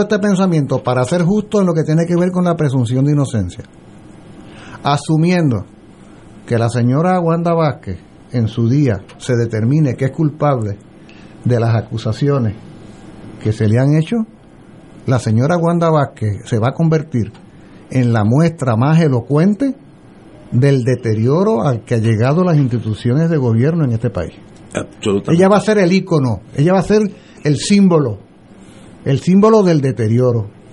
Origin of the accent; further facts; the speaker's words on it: Puerto Rico; Yo soy puertorriqueño